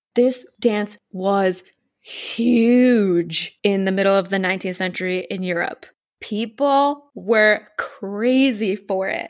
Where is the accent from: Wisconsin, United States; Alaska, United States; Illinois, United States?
Wisconsin, United States; now in Poland; we're from Wisconsin and Poca is still alive and well in Wisconsin